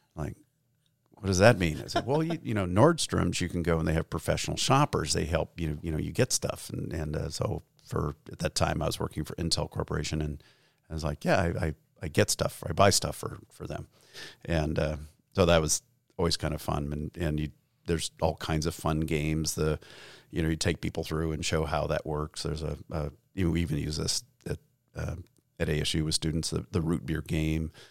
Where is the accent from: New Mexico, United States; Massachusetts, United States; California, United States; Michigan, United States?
New Mexico, United States; Gallup; we grew up in Gallup, New Mexico, which is a small town on what used to be Route sixty-six